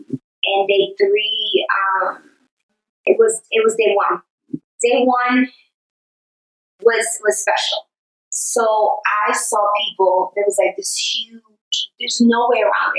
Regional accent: New York City, New York, United States; I'm from New York.

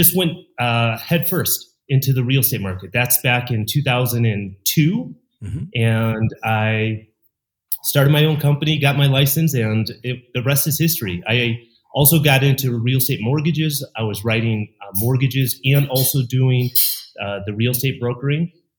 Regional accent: Chicago, Illinois, United States; moved away as an adult; now in Mexico; I'm originally from Chicago and born and raised

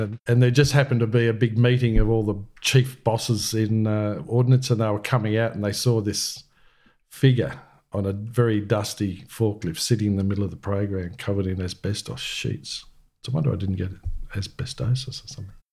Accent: country New South Wales, Australia; also born or lived in Brewarrina / Mooloolah / Cobar / Wellington; now in Canberra, Australia; I was born in Bewarrina. My dad was a New South Wales police officer, so I was born in Bewarrina in nineteen fifty and my sister was born at Burke in nineteen forty-eight. So we spent a lot of time in country New South Wales.

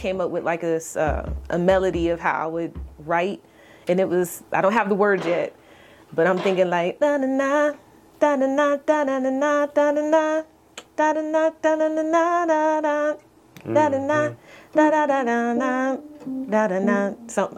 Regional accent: Virginia Beach, Virginia, United States; also born or lived in Jacksonville; I am from Virginia Beach, Virginia. Born in Jacksonville

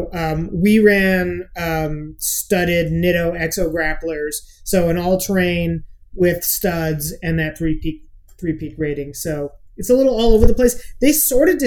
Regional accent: Midwest, United States; We grew up in the Midwest

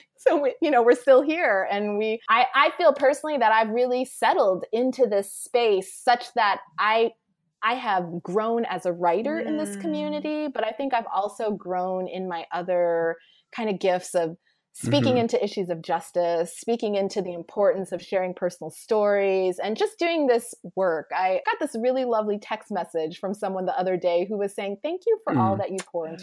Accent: Anchorage, Alaska, United States; moved away as an adult; also born or lived in Pennsylvania / Cape Town, South Africa; now in Charlotte, United States; I was born and raised in Anchorage, Alaska, and I spent the first 18 years of my life there until I left for college.

